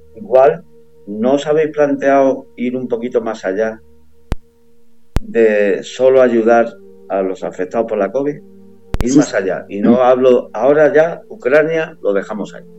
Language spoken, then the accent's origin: Spanish; Málaga, Andalusia, Spain; now in Madrid, Spain; yo soy de Málaga